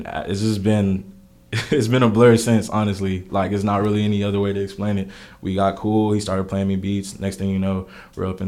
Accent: Houston, Texas, United States; also born or lived in Rosenberg, Texas; I grew up in Houston for most of my life

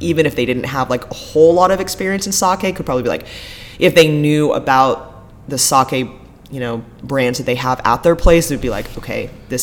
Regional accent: Corvallis, Oregon, United States; also born or lived in Hawaii; now in Portland, United States; I grew up in Corvallis, about an hour and a half

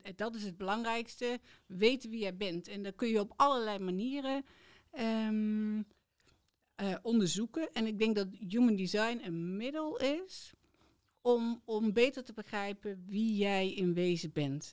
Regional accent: Udenhout, North Brabant, Netherlands; also born or lived in Tilburg; ik kom dus ook echt uit Udenhout en ben daar altijd gebleven. En ehm, tot mijn ja, negentiende

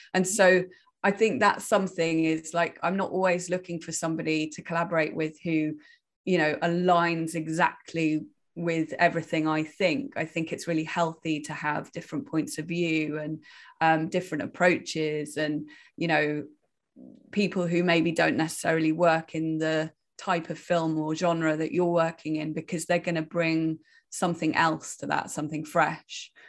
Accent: Wales, United Kingdom; I'm originally from Wales. I grew up in the countryside in the middle of nowhere

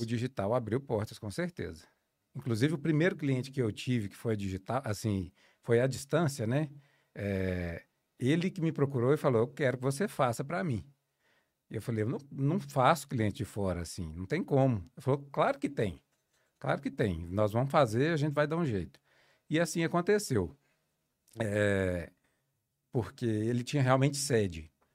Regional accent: Dores do Indaiá, Minas Gerais, Brazil; eu venho do interior de Minas, de Dores do Indaiá

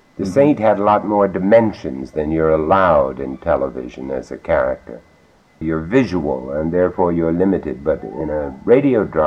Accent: United States; also born or lived in London; I'm an American

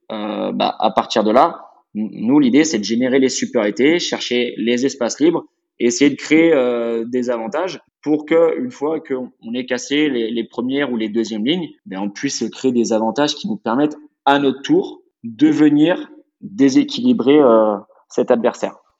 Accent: Luçon, Pays de la Loire, France; also born or lived in Nantes / Carquefou; c'est un club qui est situé dans le sud de Vendée. Donc j'ai fait toutes mes études là-bas.

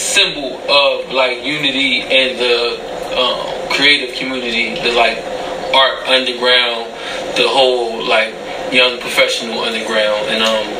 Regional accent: Philadelphia, Pennsylvania, United States; I'm from South Philly. Spent a little couple years in Uptown. I'm not gonna front. Uptown helped mold me into the individual that I am now. But as far as like, I guess the true Philadelphia part of me is like South Philly.

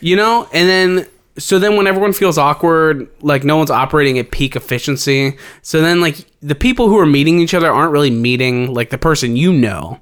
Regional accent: Cincinnati, Ohio, United States; we're from Cincinnati

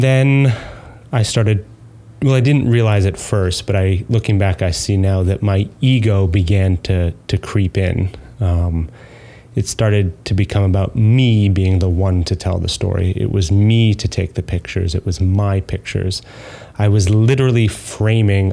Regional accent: New York, United States; moved away as an adult; also born or lived in Manchester, England; And you can tell by my accent that I'm not from there. I'm from New York

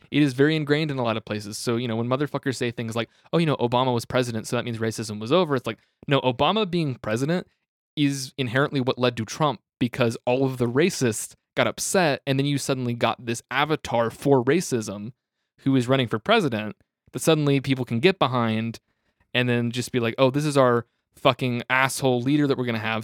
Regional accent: Tulsa, Oklahoma, United States; I'm from Tulsa, like Oklahoma.

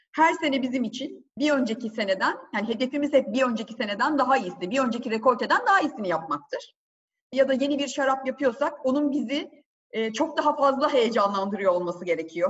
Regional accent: Tekirdağ, Turkey; born or raised there; also born or lived in Istanbul

